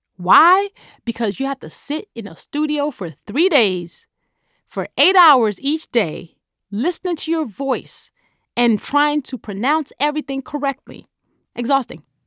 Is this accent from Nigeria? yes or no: yes; Nigeria; accent: Nigerian; my Nigerian accent